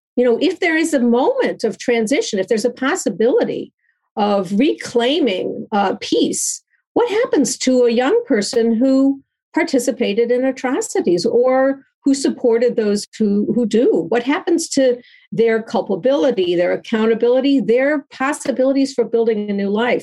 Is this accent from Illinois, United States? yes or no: yes; Chicago, Illinois, United States; in Chicago, my hometown